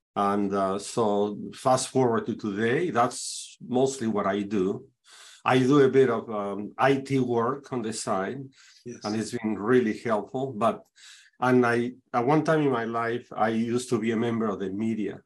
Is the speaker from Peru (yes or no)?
yes; Peru; now in Saint Louis, United States; I am originally from Peru, South America, but I have been living in the United States uh, since 81, actually.